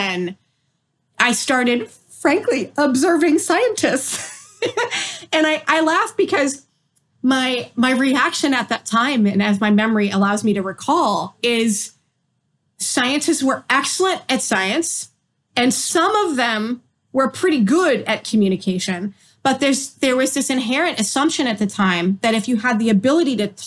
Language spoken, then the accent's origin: English; Massachusetts, United States; moved away as an adult; also born or lived in Maryland; While I was in school in Maryland, I was from Massachusetts